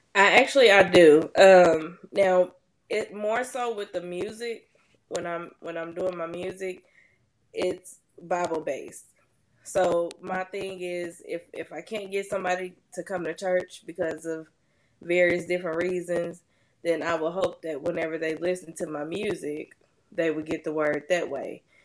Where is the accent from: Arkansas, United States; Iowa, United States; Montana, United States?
Arkansas, United States; Little Rock; I'm actually from Little Rock, Arkansas